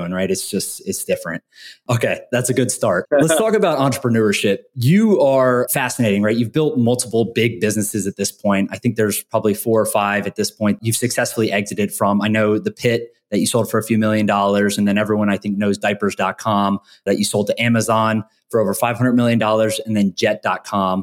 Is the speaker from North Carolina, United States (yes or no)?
yes; North Carolina, United States; now in Miami, United States; I'm from North Carolina, but I live in Miami now